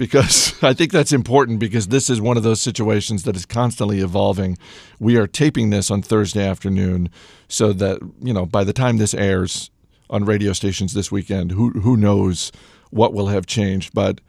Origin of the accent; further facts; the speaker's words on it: Canada; which is good for me as a Canadian, as there are no currency conversion issues.